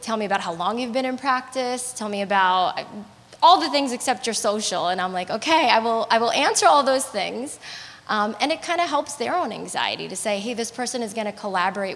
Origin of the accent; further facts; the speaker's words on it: New York, United States; being a New Yorker